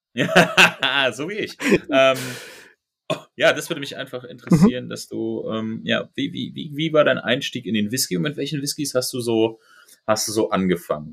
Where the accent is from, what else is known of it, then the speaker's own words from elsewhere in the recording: Berlin, Germany; ich bin Berliner